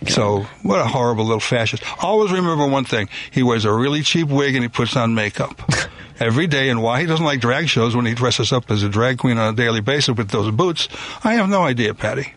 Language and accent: English; Chicago, Illinois, United States; I grew up in Chicago, went to Chicago public schools